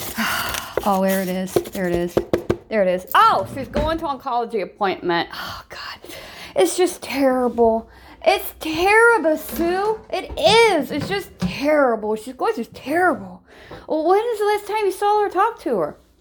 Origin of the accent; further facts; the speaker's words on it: Ohio, United States; I'm from Ohio. I'm Buckeye by blood and nature. I was born and raised in Ohio